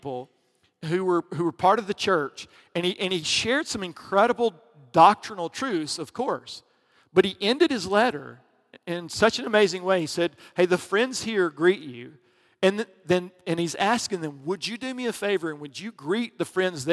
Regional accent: the South, United States; I grew up in the South

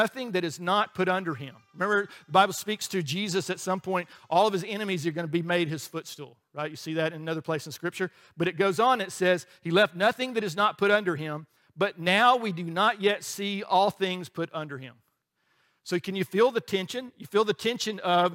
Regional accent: Alabama, United States; we grew up in Alabama

